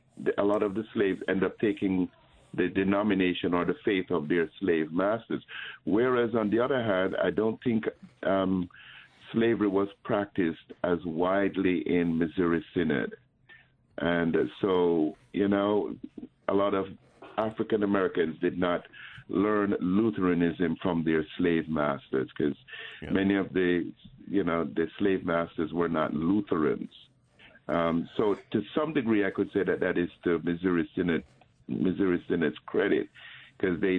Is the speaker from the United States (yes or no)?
no; Jamaica; moved away; I grew up in Jamaica in the Catholic schools.